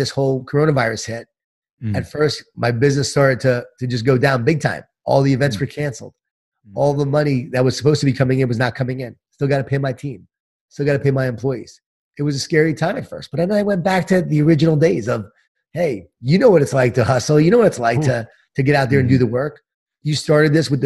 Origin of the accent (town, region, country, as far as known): Long Island, New York, United States; born or raised there